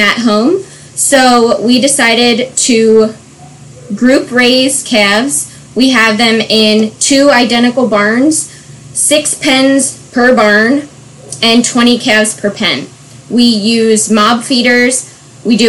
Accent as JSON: {"language": "English", "area": "Bucks County", "region": "Pennsylvania", "country": "United States", "tie": "born or raised there", "also_born_or_lived": "Virginia / Lancaster County, Pennsylvania", "said": "I grew up in Bucks County, Pennsylvania"}